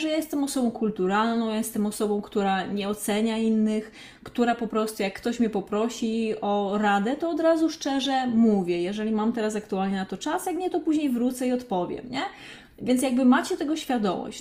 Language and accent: Polish; Krzykawa, Lesser Poland, Poland; also born or lived in Katowice; now in Warsaw, Poland; ja mieszkałam właśnie pod Olkuszem, pochodzę właśnie z takiej małej, pięknej miejscowości Krzykawa e, pod Olkuszem